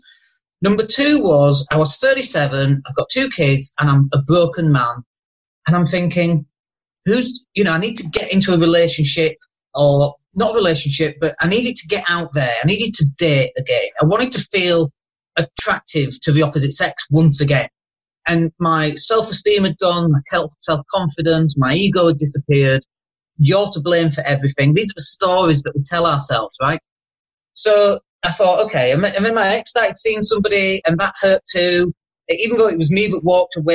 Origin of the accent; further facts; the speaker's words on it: Leeds, Yorkshire and the Humber, United Kingdom; moved away as an adult; now in Spain; I'm from Leeds, 47.